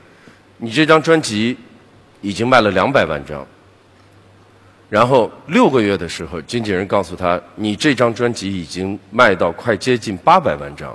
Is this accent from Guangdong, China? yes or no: no; Beijing, China; 我是个北京人，当时当我决定我开始想独立的时候，我是不能再回去的。那么我开始在十几年的时间里面，我记得我在北京住过了十几个地方